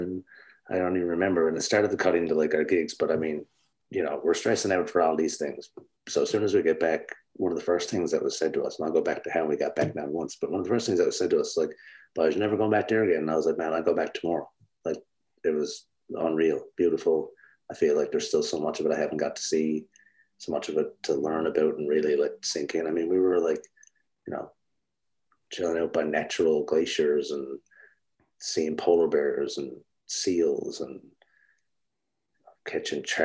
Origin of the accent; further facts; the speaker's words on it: St. Bride's, Newfoundland and Labrador, Canada; growing up in St. Brides